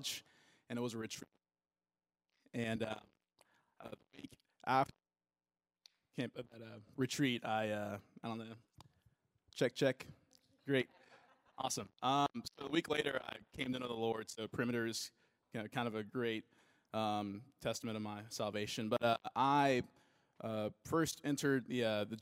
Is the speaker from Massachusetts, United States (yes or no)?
no; Suwanee, Georgia, United States; now in Alpharetta, United States; I'm from Suwanee, Georgia, and I currently live in Alpharetta.